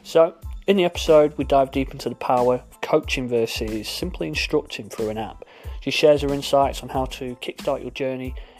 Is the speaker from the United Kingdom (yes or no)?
yes; England, United Kingdom; we in England